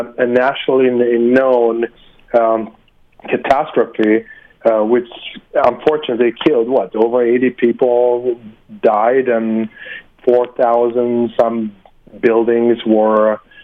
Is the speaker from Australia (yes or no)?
no; Sweden; now in United States; I'm originally from Sweden